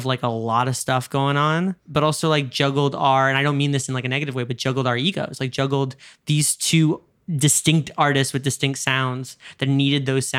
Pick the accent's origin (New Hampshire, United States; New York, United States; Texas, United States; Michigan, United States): New York, United States; you're a Londoner, I'm a New Yorker, like we talk in a very specific way.